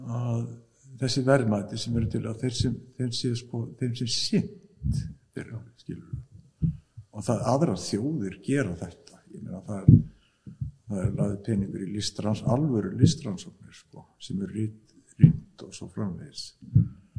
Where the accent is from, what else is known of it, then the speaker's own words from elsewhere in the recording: Iceland; við erum alin upp á Ísland